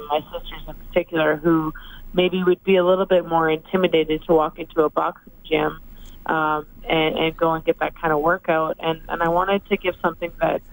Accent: Edmonton, Alberta, Canada; I started my career here, I've had my ups and downs, and that this is my hometown

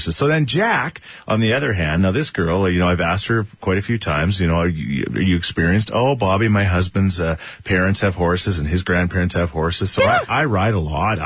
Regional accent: Thorsby, Alberta, Canada; my hometown of Thoresby

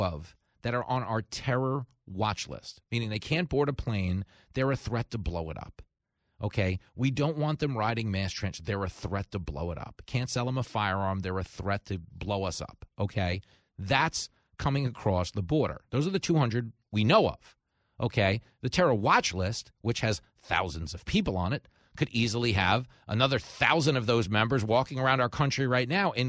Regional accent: New York, United States; my hometown of New York

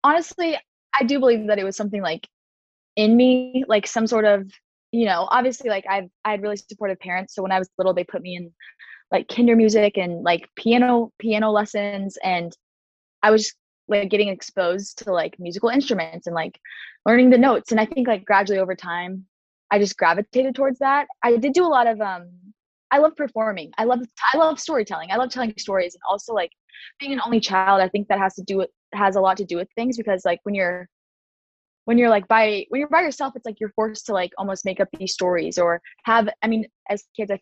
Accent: Kansas City, Kansas, United States; my hometown, which is Kansas City, Kansas

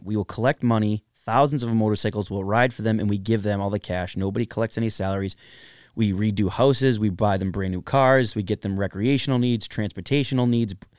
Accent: Everett, Massachusetts, United States; I grew up in Everett, Massachusetts, uh, in the Everett Projects on Veterans Ave

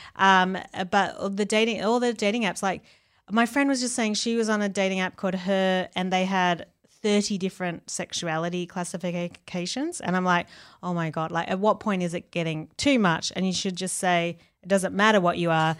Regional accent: Australia; where I grew up in Australia

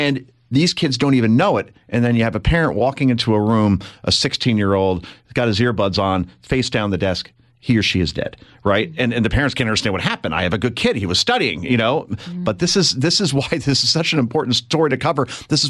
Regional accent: New Jersey, United States; when I grew up here in Jersey, we had the New York stations, they were called.

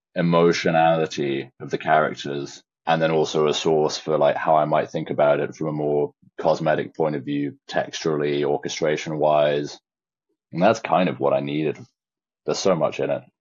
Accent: Shropshire, West Midlands, United Kingdom; born or raised there

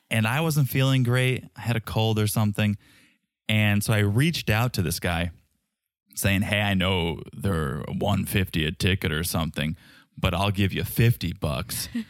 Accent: Connecticut, United States; I grew up in Connecticut, six-hour drive to Montreal

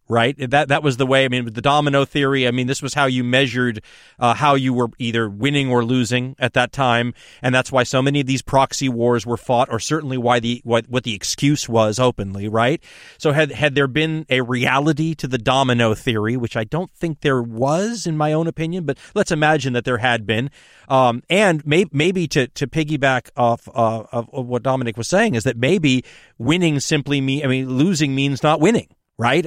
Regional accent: United States; as an American during that era

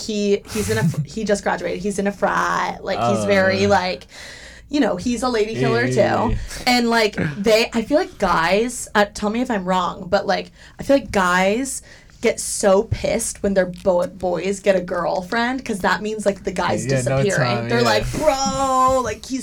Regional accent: Midwest, United States; moved away; I grew up in the Midwest

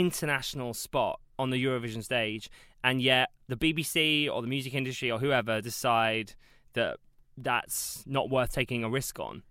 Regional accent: South Coast, South East England, United Kingdom; I'm from the South Coast

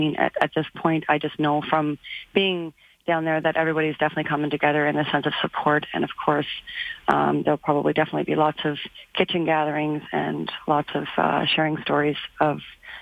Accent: Sydney, Nova Scotia, Canada; moved away; But I do have family in Truro and stuff, so I've spent time in those areas. And I'm from Sydney, so definitely in Sydney.

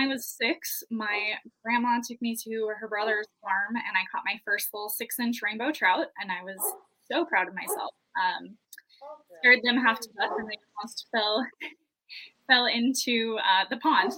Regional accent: Montana, United States; moved away as an adult; also born or lived in Wyoming; born and raised in Montana, moved to Wyoming after college with my husband. I'm a teacher back in Montana now.

